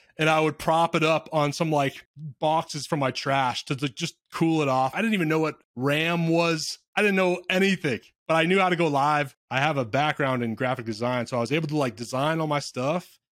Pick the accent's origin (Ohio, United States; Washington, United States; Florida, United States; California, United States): Washington, United States; near Seattle; I grew up near Seattle